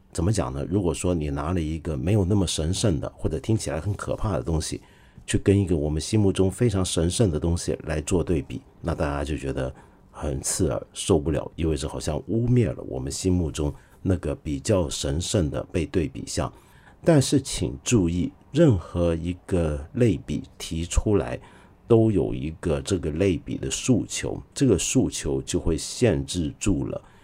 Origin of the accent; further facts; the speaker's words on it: China; 我们中国